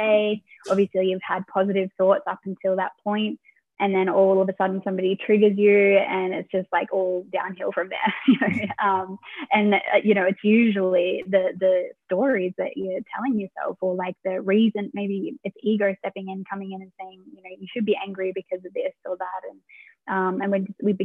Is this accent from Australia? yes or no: yes; Australia; moved away as an adult; also born or lived in London, United Kingdom / Munich, Germany; now in Vienna, Austria; I am actually based in Vienna, Austria, but I'm originally from Australia